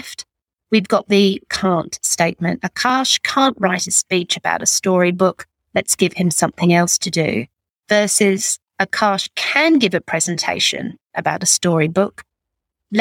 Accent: England, United Kingdom; also born or lived in Northern Beaches, Sydney; now in Sydney, Australia; I'm English

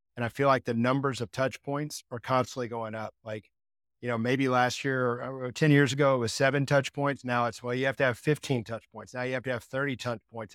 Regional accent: Texas, United States; I grew up in Texas

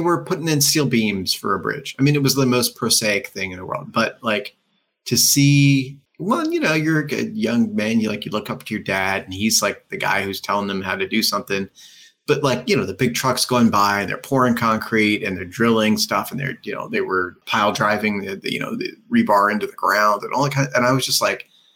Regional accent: Pennsylvania, United States; we grew up in Pennsylvania

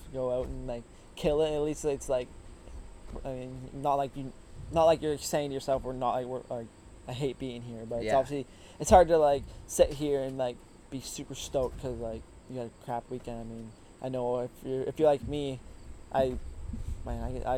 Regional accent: Woodstock, Ontario, Canada; also born or lived in Simcoe, Ontario; I grew up in Woodstock, which is, like, the town you pull off of when you're heading to Gopher from the 401

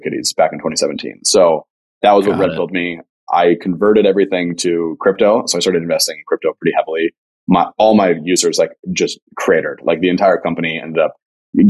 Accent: Las Vegas, Nevada, United States; moved away; also born or lived in Riverside, California / Los Angeles, California; I was born in Riverside, moved to Vegas when I was 3

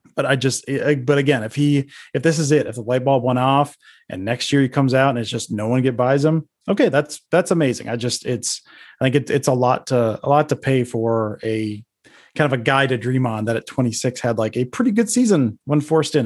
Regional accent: Detroit, Michigan, United States; moved away; I'm from the Detroit area initially. My family's from Michigan

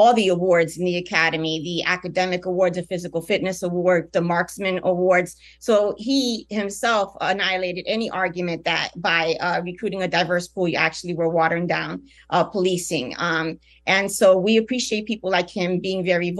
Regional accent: Newark, New Jersey, United States; also born or lived in Puerto Rico; I was born in Puerto Rico. My parents came to Newark when they had the uprisings

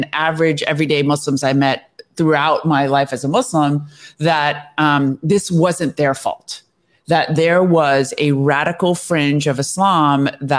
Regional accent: United States; I was born in the United States

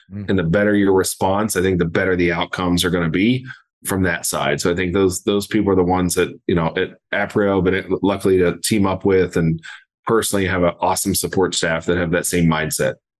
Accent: Southeast Ohio, United States; born and raised in Southeast Ohio

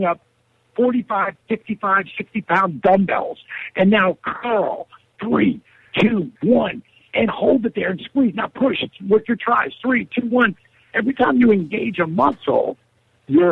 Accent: Jersey Shore, New Jersey, United States; I'm from the Jersey Shore, and not the shore, you know, Snooki hangs out with. But, you know, I'm a local. I grew up there on the shore

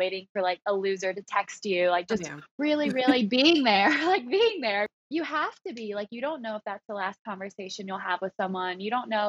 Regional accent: the South, United States; accent: Southern; moved away as an adult; now in New York City, United States; I grew up in the South, so it was like that pageant world

